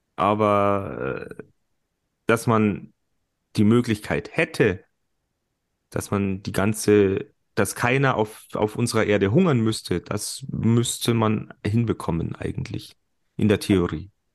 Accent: Germany; bei uns in Deutschland

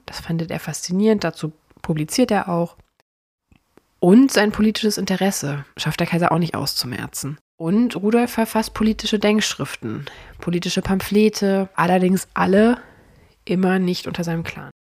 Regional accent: Cologne, North Rhine-Westphalia, Germany; bei uns in Köln

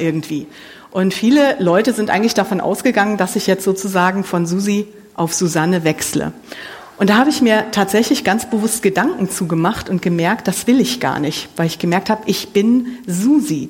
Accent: Mönchengladbach, North Rhine-Westphalia, Germany; moved away as an adult; now in Siegerland, Germany; ich komme hier aus Mönchengladbach, ich bin hier groß geworden

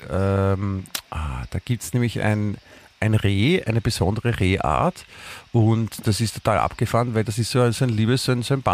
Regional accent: Munich, Bavaria, Germany; Prinzipiell nicht nur als Münchner, das ist gut

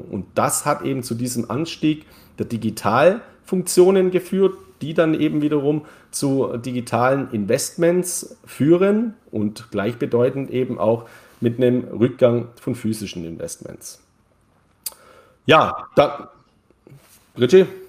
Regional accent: Neu-Ulm, Bavaria, Germany; ich komme aus Neu-Ulm

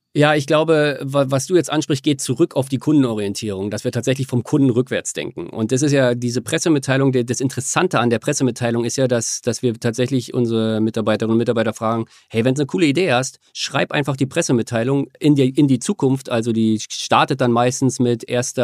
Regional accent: Germany; also born or lived in Australia; Ich bin halt Deutscher, ich will wieder zurück nach Deutschland irgendwann

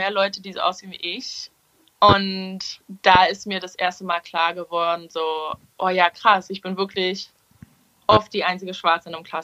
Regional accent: Berlin, Germany; ich bin in Schöneberg aufgewachsen und ich bin mit vielen Türken und Arabern aufgewachsen

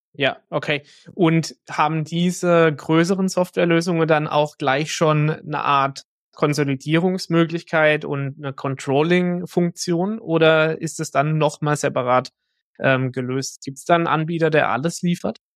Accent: Germany; wir sind aus Deutschland

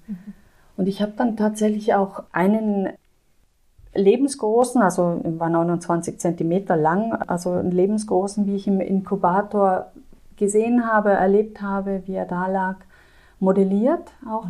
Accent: South Tyrol, Trentino-Alto Adige, Italy; now in Landshut, Germany; Ich komme aus Südtirol

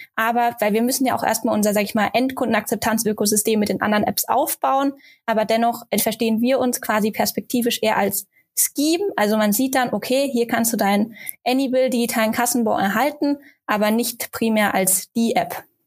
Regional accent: Germany; Bei uns in Deutschland

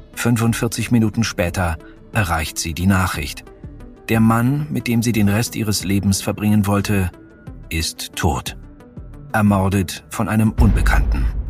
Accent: Munich, Bavaria, Germany; hier in meiner Heimatstadt München

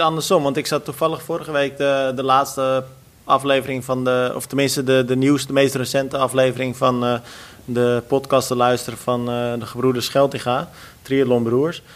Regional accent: Netherlands

